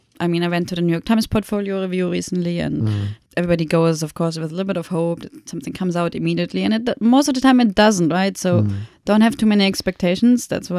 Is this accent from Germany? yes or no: yes; Germany; moved away; being German